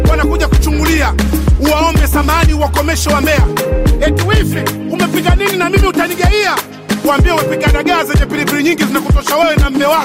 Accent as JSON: {"language": "Swahili", "town": "Mchomoro", "region": "Ruvuma", "country": "Tanzania", "said": "Mimi natokea na Mtumbo pale Mchomoro."}